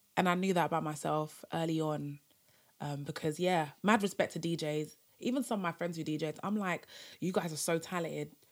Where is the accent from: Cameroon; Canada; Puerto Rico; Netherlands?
Cameroon; I'm from Cameroon, um, Francophone, African country